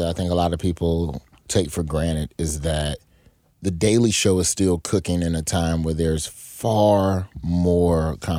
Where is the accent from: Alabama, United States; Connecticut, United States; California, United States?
Alabama, United States; I'm from Alabama